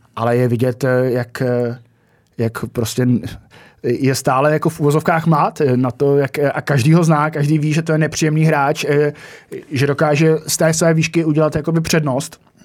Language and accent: Czech; Jihlava, Vysočina Region, Czechia; že jsem z Jihlavy